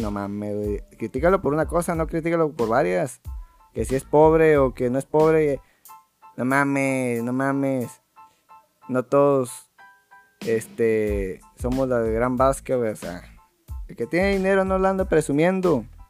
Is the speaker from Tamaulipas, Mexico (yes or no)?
yes; Valle Hermoso, Tamaulipas, Mexico; somos de México